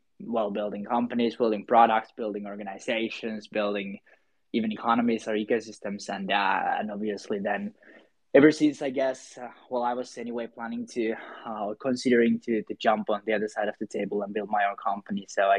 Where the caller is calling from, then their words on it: Helsinki, Uusimaa, Finland; I'm calling from Helsinki, Finland